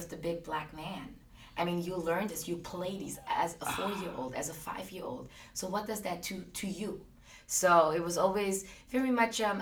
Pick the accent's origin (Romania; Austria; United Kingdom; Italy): Austria; I grew up in Austria.